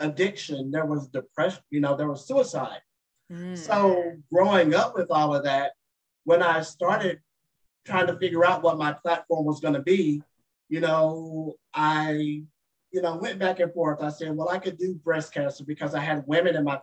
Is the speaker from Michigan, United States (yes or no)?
no; Dallas, Texas, United States; my home state, in my hometown of Dallas, Texas